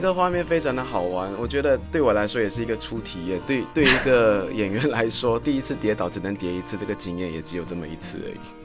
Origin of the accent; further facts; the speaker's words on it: Malaysia; moved away as an adult; now in Taiwan; 我来自马来西亚，目前定居在台湾已经有十三年的时间